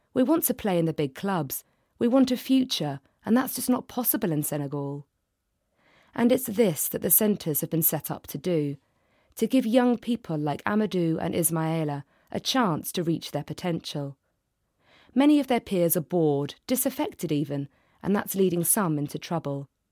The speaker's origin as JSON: {"language": "English", "region": "London", "country": "United Kingdom", "said": "I'm from London"}